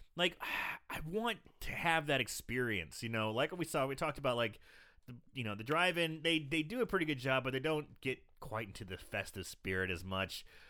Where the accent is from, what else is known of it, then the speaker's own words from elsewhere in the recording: Belleville, Illinois, United States; now in St. Louis, United States; I live in Saint Louis, but, uh, you know, my hometown, Belleville